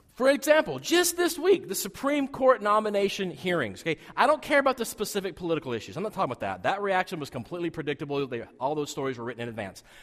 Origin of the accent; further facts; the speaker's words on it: southeastern Wyoming, United States; I grew up in Wyoming